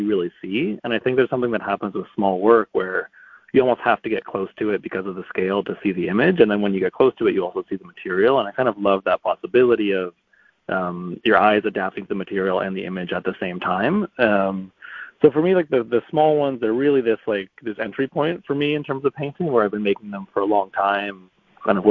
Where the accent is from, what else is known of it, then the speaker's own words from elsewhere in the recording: Toronto, Ontario, Canada; moved away as an adult; also born or lived in New York; now in Toronto, Canada; I grew up in Toronto